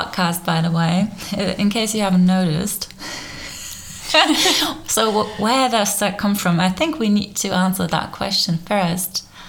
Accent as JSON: {"language": "English", "country": "Germany", "tie": "born or raised there", "second_language": "English", "said": "I grew up in Germany"}